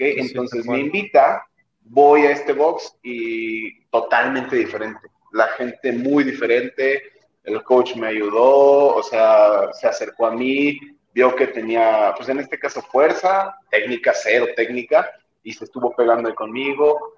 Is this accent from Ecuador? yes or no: no; Jilotepec, Mexico; moved away as an adult; now in Toluca, Mexico; en Quilotepec, de donde soy